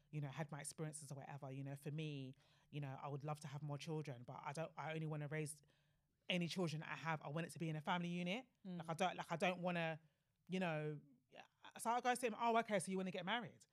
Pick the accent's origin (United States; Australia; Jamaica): Jamaica; obviously me as a Jamaican, like, you know, it's not really something that I've considered.